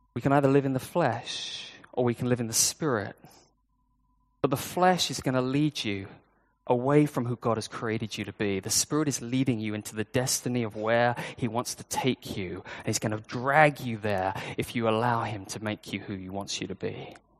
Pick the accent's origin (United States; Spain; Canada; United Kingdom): United Kingdom; now in Hong Kong; I'm British.